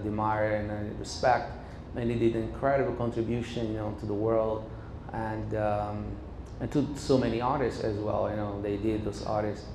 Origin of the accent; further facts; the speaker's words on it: Recife, Pernambuco, Brazil; now in United States; Growing up in Recife